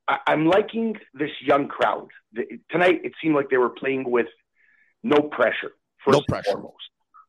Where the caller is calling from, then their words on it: Montreal, Quebec, Canada; St. Michel.